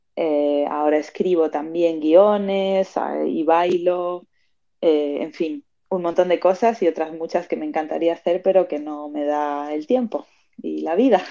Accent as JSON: {"language": "Spanish", "town": "Madrid", "region": "Community of Madrid", "country": "Spain", "tie": "born or raised there", "also_born_or_lived": "Argentina", "lives_now": "Barcelona, Spain", "said": "nací en Argentina, pero me crié en Madrid, en España, y ahora mismo estoy viviendo en Barcelona."}